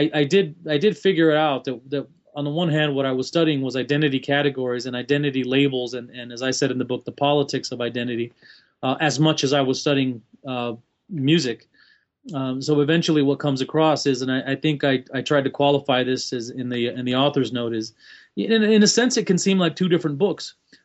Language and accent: English; El Paso, Texas, United States; Long story, but born and raised in El Paso, Texas, West Texas, Mexican-American by culture and background. Essentially born and raised in El Paso, Texas, although I did travel as a young adult.